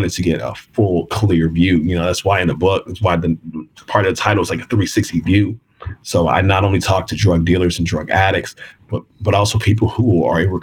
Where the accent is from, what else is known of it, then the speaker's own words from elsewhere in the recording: Kansas City, Missouri, United States; I'm from Kansas City.